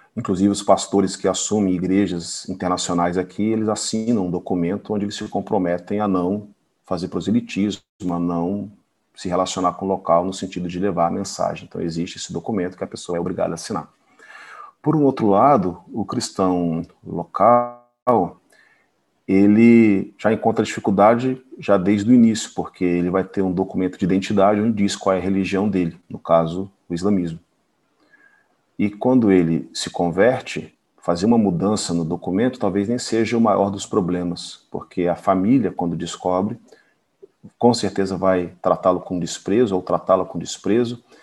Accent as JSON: {"language": "Portuguese", "region": "South Region", "country": "Brazil", "tie": "born or raised there", "moved": "as an adult", "lives_now": "Middle East", "said": "Eu nasci no sul do Brasil"}